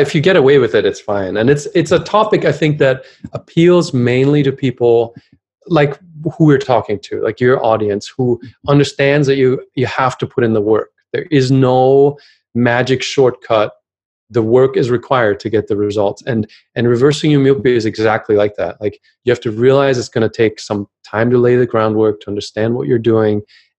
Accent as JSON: {"language": "English", "country": "Germany", "second_language": "English"}